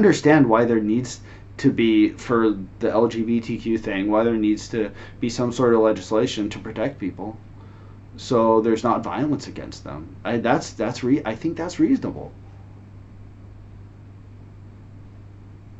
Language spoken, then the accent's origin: English; Northern California, United States; moved away as an adult; now in Shenzhen, China; I'm American. I'm from America. I was born in Northern California.